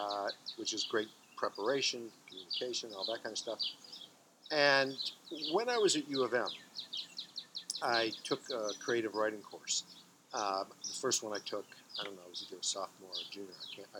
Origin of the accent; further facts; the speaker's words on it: Detroit, Michigan, United States; Right. I grew up in Detroit, and when I was 15, halfway through high school, my parents moved out to the suburbs, and I finished up at Birmingham Groves.